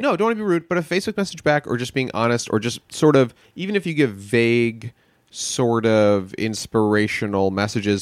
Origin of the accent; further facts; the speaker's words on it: New York, United States; moved away; Born in the city, mostly in the suburbs, right outside in the Jewish suburbs